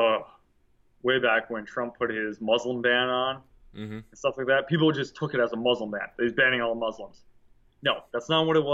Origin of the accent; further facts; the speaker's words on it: United States; us as American people